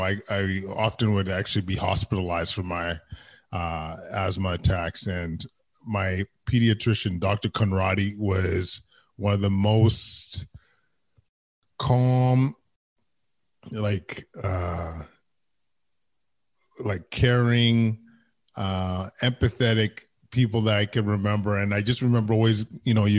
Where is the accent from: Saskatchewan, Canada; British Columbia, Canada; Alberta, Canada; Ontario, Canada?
Alberta, Canada; Edmonton; English is a second language; I am a proud Edmontonian, born and raised in Edmonton, West End, West Side, Aldergrove